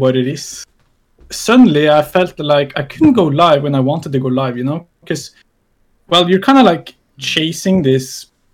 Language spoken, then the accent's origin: English; Norway; I'm from Norway